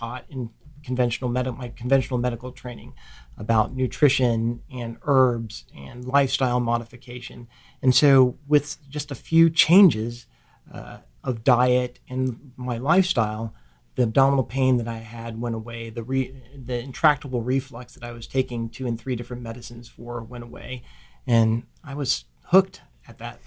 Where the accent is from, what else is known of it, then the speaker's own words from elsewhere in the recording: Ohio, United States; moved away as an adult; I grew up in Ohio